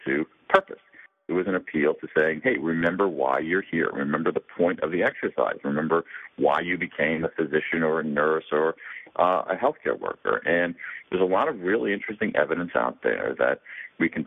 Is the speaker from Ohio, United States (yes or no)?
yes; Columbus, Ohio, United States; I was born in Columbus, Ohio to two parents, both of whom had college educations.